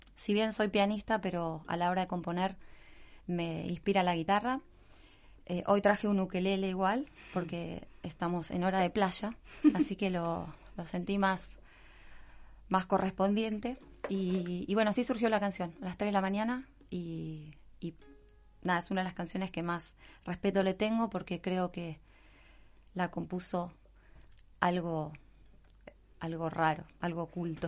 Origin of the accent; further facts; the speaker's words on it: Buenos Aires, Argentina; moved away as an adult; now in Mar del Plata, Argentina; Nací en Buenos Aires, capital federal